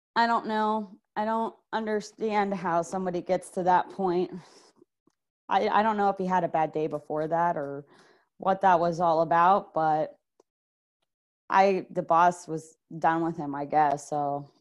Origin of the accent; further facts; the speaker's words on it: Clearwater, Florida, United States; I am from Clearwater, Florida